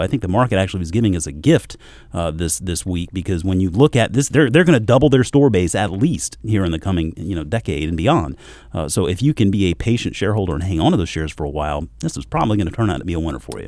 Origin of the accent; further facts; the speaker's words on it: South Carolina, United States; moved away; also born or lived in Georgia; growing up in South Carolina, moving up here from Georgia